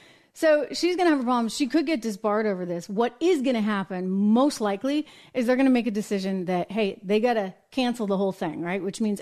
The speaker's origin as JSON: {"language": "English", "country": "United States", "accent": "American", "said": "Maybe it's just my American accent kicking in."}